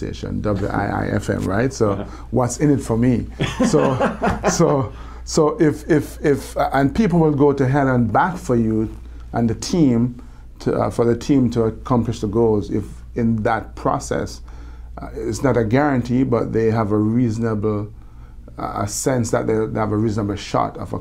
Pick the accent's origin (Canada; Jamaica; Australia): Jamaica; accent: Jamaican; moved away; I love my Jamaican accent